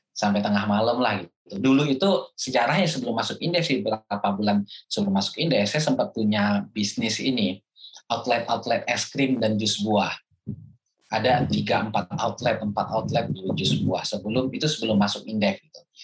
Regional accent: Minangkabau, West Sumatra, Indonesia; sebagai orang Minang

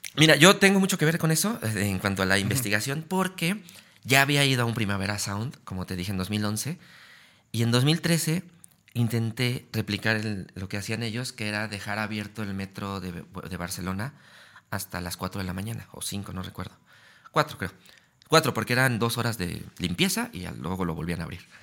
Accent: Mexico City, Mexico; yo viví toda mi juventud en Gustavo Madero

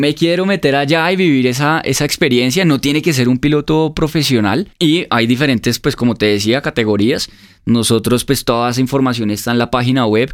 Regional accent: Colombia; somos una familia colombiana

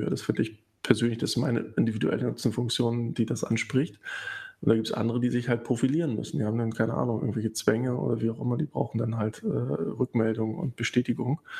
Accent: East Germany, Germany; born there; Ich bin ja im Osten geboren und auch noch zu einer Zeit, wo man noch ein bisschen was mitbekommen hat.

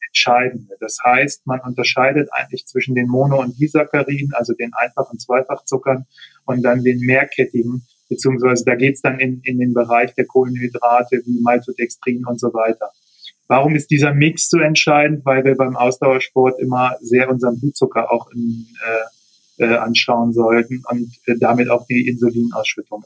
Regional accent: Bremen, Germany; moved away as an adult; now in Braunschweig, Germany; ich komme ja eigentlich, bin gebürtiger Bremer und habe in Bremen eben noch Rennrad gefahren, bin dann nach Braunschweig

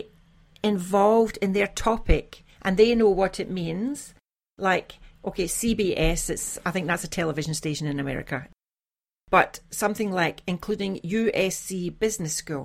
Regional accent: Glasgow, Scotland, United Kingdom; now in Iceland; I have Irish Catholic parents and I was brought up in Scotland, in Glasgow

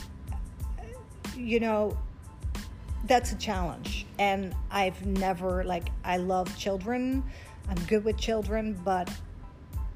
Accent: Netherlands; English is a second language; moved away as an adult; also born or lived in Egypt; now in United States; Born and raised in Holland.

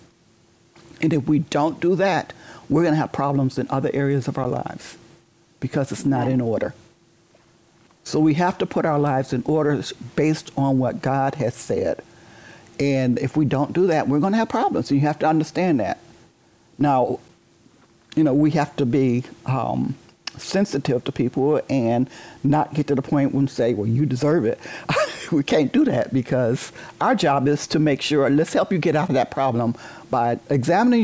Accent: Detroit, Michigan, United States; I was born in Detroit, and I grew up in Detroit.

